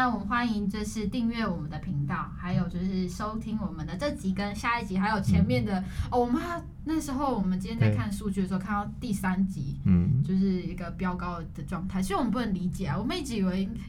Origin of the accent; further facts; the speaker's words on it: Taipei, Taiwan; 跟我们台北人或者跟我们生活到底有什么连接？